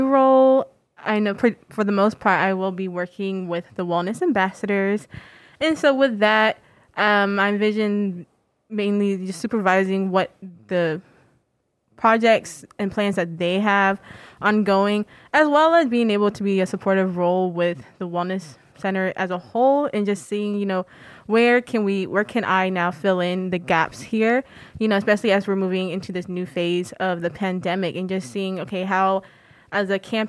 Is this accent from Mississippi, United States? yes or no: no; Raleigh, North Carolina, United States; moved away; Yes, I am from Raleigh, North Carolina.